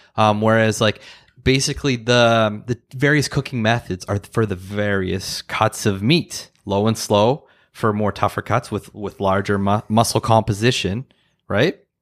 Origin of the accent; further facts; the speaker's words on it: Ottawa, Ontario, Canada; growing up in Ottawa, in Mechanicsville